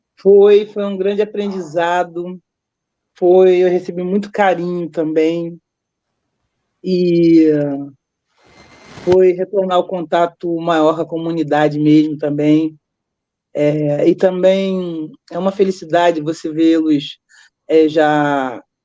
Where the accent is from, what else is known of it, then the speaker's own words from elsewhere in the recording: Rio de Janeiro, Brazil; eu vim morar em Vila Isabel, eu tô casada há 38 anos